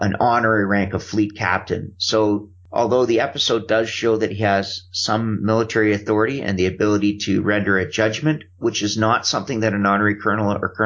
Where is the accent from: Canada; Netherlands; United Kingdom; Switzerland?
Canada; I'm Canadian